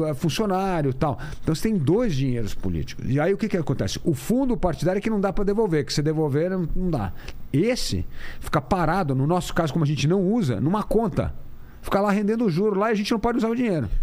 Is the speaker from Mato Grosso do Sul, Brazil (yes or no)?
no; São Paulo, Brazil; eu sou aqui de São Paulo mesmo